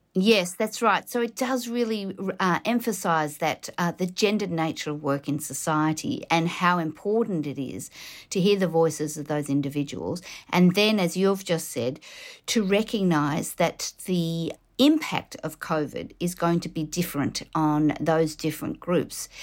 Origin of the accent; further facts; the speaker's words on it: Melbourne, Victoria, Australia; I'm originally from Melbourne.